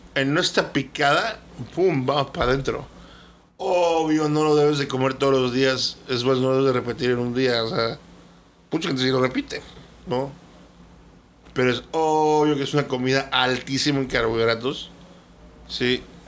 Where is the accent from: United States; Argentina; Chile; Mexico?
Mexico; Nosotros como mexicanos